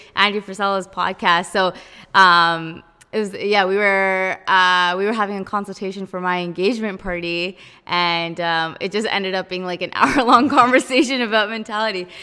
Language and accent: English; Abbotsford, British Columbia, Canada; I'm from Abby